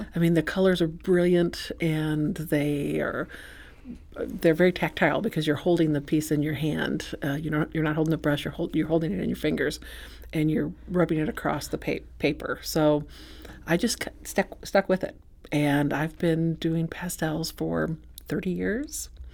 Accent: Saint Charles, United States; I'm from Saint Charles

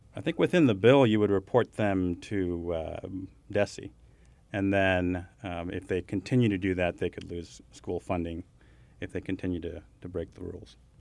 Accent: Kansas City, Missouri, United States; I'm from Kansas City

